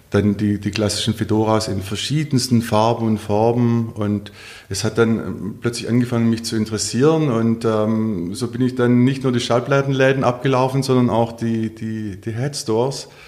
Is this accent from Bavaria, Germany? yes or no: no; Stuttgart, Baden-Württemberg, Germany; In Anlehnung an meine Heimatstadt Stuttgart und an mein Geburtsjahr möchte ich mich für die frühen Porsche 911